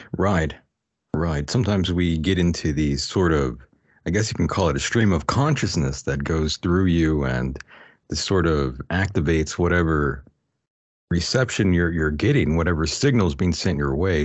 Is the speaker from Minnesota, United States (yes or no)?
no; El Centro, California, United States; a local D J in El Centro, California, where, um, that's my hometown